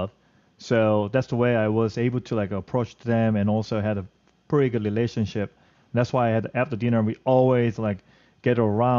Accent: southern South Korea, South Korea; English is a second language; now in Manhattan, United States; And I was raised in the South Korea, southern part area, as a countryside. So I felt I was raised in a very small town

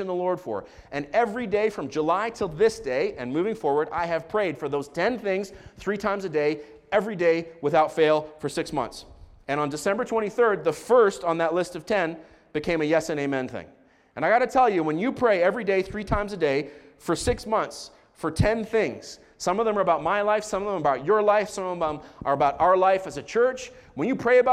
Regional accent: Israel; I grew up in Israel

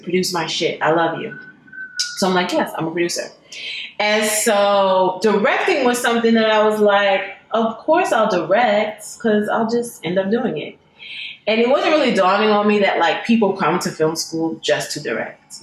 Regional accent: New York, United States; I'm from New York

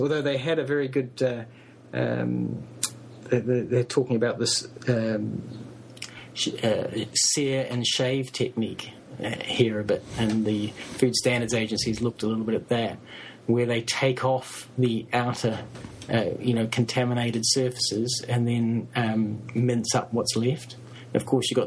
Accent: New Zealand; I'm a New Zealander

